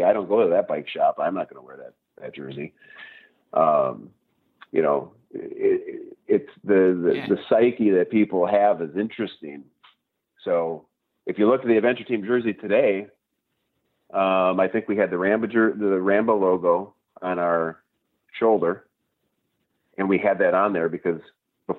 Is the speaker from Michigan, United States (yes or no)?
yes; Gladstone, Michigan, United States; now in Marquette, United States; I actually grew up in Delta County. I grew up down in Gladstone. Escanaba area.